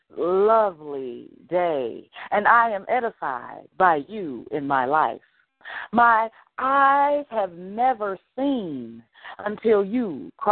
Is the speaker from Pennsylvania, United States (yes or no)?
no; Chicago, Illinois, United States; I'm from Chicago. I'm from Chicago